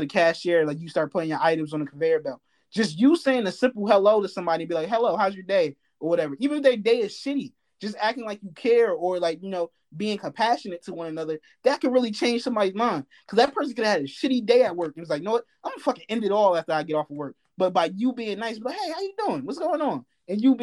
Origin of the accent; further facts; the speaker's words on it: New Jersey, United States; moved away; I'm from Jersey